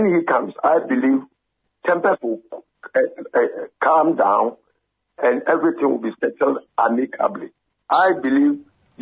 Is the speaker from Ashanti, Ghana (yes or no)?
yes; Manhyia, Ashanti, Ghana; I've been banished not to go to my hometown